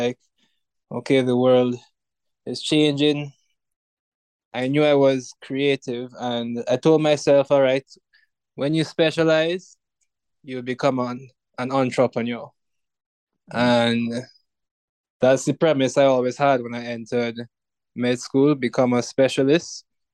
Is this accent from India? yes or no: no; Trinidad & Tobago; moved away as an adult; now in Jamaica; I am actually from Trinidad and Tobago. I came to Jamaica at age 18 and fell in love with the nation, and somehow I'm still here